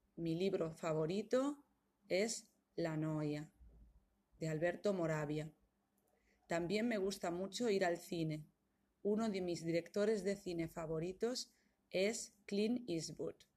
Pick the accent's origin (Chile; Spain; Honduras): Spain; moved away as an adult; now in Italy; soy española. Soy de España, pero vivo en Italia. Vivo en Italia desde hace 13 años.